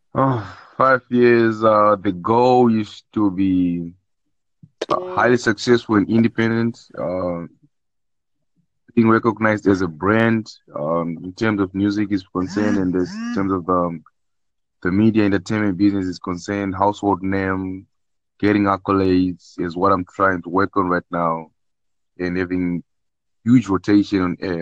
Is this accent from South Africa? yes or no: yes; South Africa; I'm from South Africa